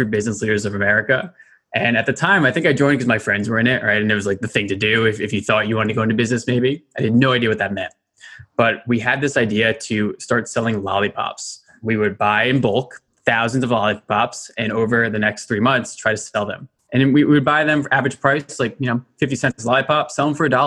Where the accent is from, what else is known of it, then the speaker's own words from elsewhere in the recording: Westchester, New York, United States; I grew up in Westchester, New York.